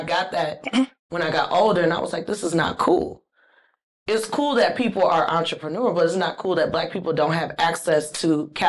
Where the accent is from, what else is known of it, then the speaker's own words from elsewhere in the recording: Inglewood, California, United States; I grew up in Inglewood.